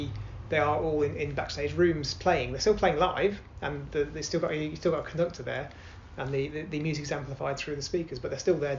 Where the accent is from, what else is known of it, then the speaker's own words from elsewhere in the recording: Birmingham, West Midlands, United Kingdom; I'm from Birmingham.